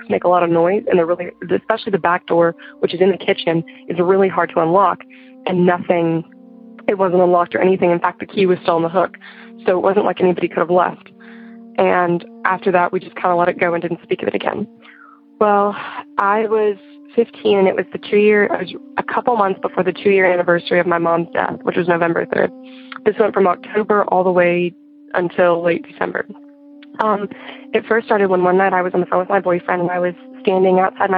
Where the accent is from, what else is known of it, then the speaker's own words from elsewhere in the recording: Arkansas, United States; I'm from Arkansas, and I am 17 years old